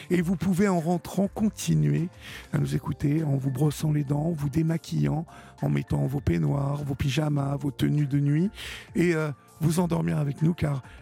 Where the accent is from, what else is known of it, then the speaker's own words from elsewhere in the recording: Paris, Île-de-France, France; je suis parisien, je suis parisien.